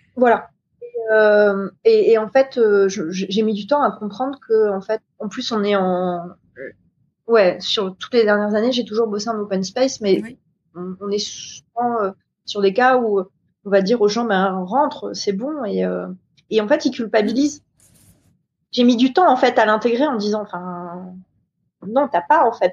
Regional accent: New Caledonia; je viens de Nouvelle-Calédonie

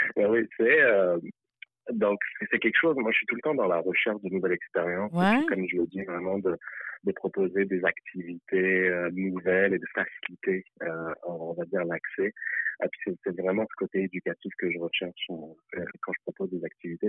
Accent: France; moved away as an adult; now in Montreal, Canada; je suis né en France

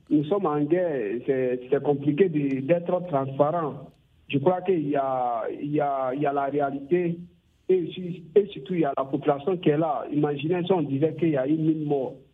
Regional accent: Burkina Faso; même chez nous au Burkina Faso

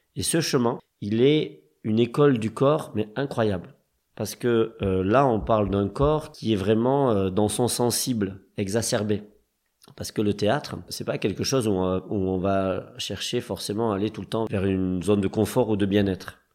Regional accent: Toulouse, Occitania, France; moved away as an adult; also born or lived in Paris / Strasbourg; je viens de Toulouse, qui est une ville de cirque. Euh, et que là-bas, euh, au lycée aussi, bah, on avait un club cirque en fait.

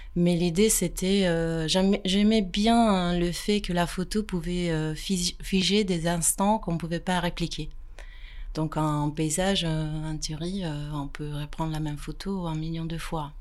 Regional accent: Pavia, Lombardy, Italy; French is a second language; moved away as an adult; now in France; J'ai grandi en Italie

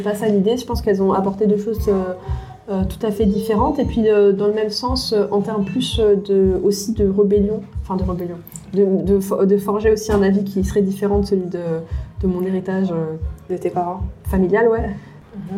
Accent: Paris, Île-de-France, France; je suis née en France de parents tunisiens, qui sont, où j'ai grandi dans un environnement euh, multiculturel d'une part, de mhm. par euh, le quartier où j'ai grandi à Paris

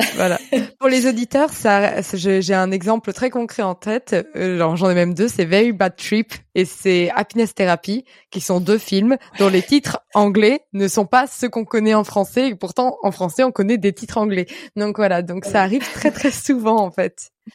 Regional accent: France; en tant que Français

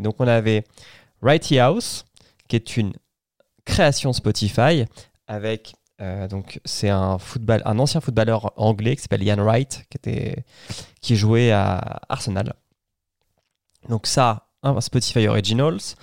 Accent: France; Chez nous, en France

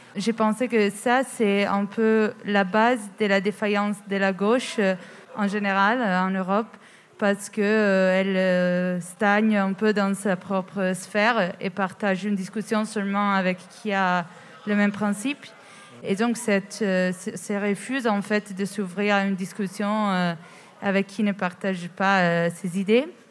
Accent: Italy; moved away; je suis italienne.

